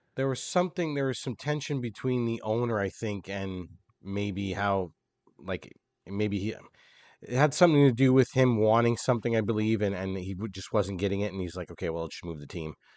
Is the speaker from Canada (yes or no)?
yes; Canada; we're Canadian boys